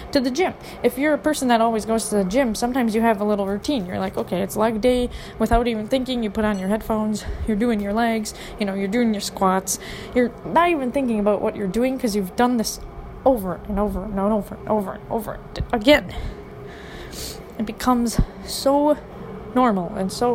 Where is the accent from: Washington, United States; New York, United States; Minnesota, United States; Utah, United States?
Minnesota, United States; Minneapolis; I'm from Minneapolis, okay? Minneapolis, Minnesota